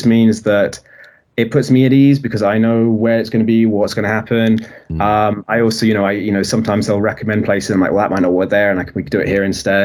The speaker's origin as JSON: {"language": "English", "country": "United Kingdom", "said": "I'm very British"}